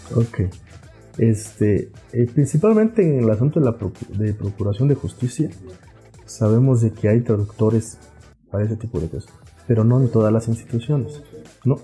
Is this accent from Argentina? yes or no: no; Juchitán, Oaxaca, Mexico; first language Zapotec; Spanish is a second language; nosotros somos de un barrio, el barrio más popular en de, mi pueblo de Juchitán. Entonces, este, y la mayoría hablamos zapoteco. En casa prácticamente se habla puro zapoteco.